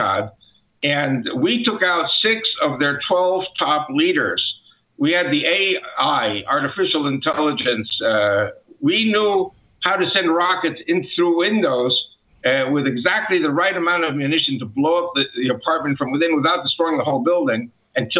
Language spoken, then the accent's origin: English; New York City, New York, United States; moved away as an adult; now in Israel; I grew up in America